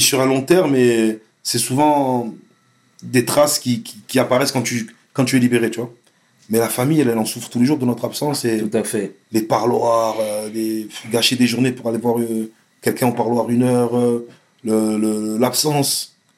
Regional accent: Vitrolles, Provence-Alpes-Côte d'Azur, France; also born or lived in Marseille; Je suis né à Marseille, mais j'ai grandi à Vitrolles

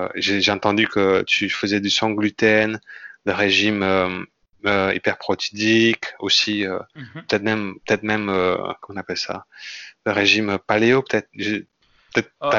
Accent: Indonesia; French is a second language; moved away as an adult; also born or lived in Lille, France; now in France; je suis euh, indonésien d'origine. Ouais. Donc, je suis né en Indonésie. Et à l'âge de 20 ans, je suis venu en France

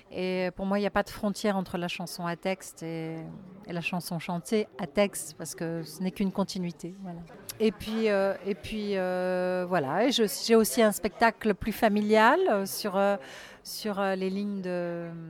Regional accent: Le Mesnil-le-Roi, Île-de-France, France; Alors, ah, j'ai vécu en région parisienne toute ma vie. Euh, j'ai grandi euh, près de Saint-Germain-en-Laye, vers Ménil-le-Roi.

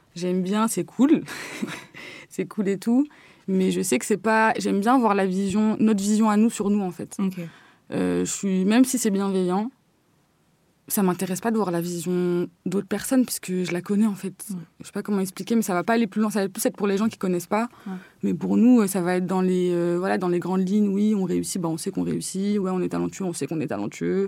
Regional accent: Courbevoie, Île-de-France, France; je viens du 92, du côté de Courbevoie, colombe tout ça

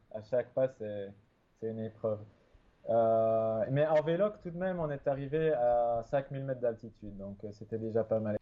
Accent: Belgium; je suis né en Belgique, euh, dans la campagne. J'ai toujours vécu euh, près de la forêt

